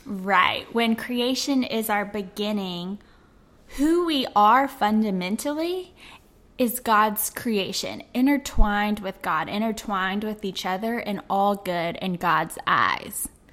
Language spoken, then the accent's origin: English; Memphis, Tennessee, United States; my hometown of Memphis